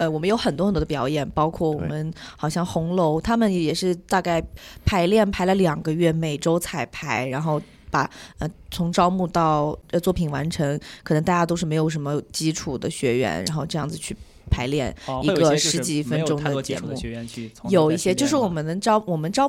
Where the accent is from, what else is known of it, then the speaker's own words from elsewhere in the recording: Ningbo, Zhejiang, China; now in New Zealand; 我是浙江宁波的